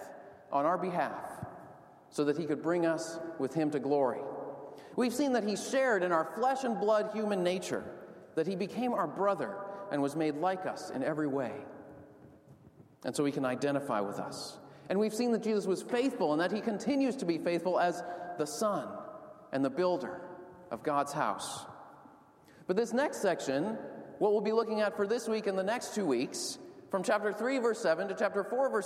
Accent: outside of Boston, Massachusetts, United States; When I was growing up outside of Boston, I played ice hockey for the town youth

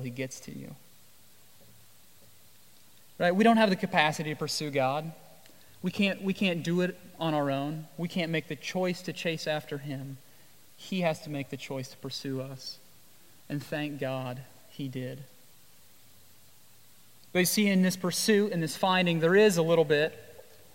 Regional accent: Iowa, United States; also born or lived in Jamaica; now in Washington, D.C., United States; I grew up in Iowa.

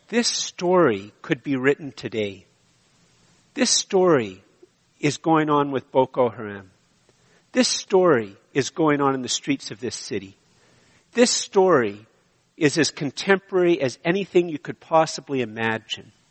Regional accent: Canada; I am so Canadian

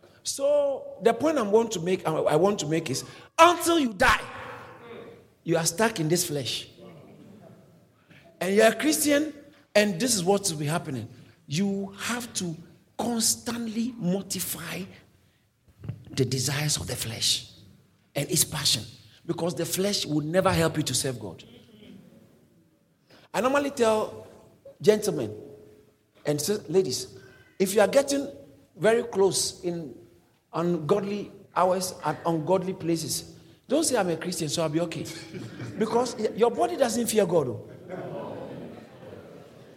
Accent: Ghana; moved away as an adult; now in United Kingdom; I came from Ghana.

